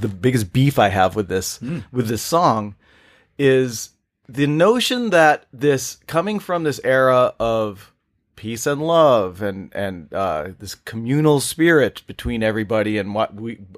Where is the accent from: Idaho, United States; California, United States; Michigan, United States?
California, United States; San Diego; I grew up in North County, San Diego